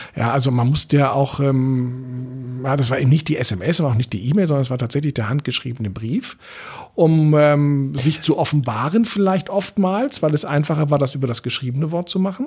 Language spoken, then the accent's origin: German; Berlin, Germany; ich bin in Eichkamp aufgewachsen